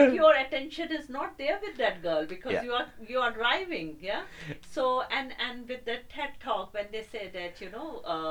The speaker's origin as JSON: {"language": "English", "country": "India", "tie": "born or raised there", "moved": "yes", "said": "I have grown up in India"}